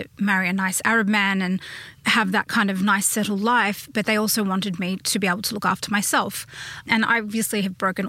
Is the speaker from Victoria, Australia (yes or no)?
no; Sydney, New South Wales, Australia; I grew up, I guess, closer on the eastern suburbs side of Sydney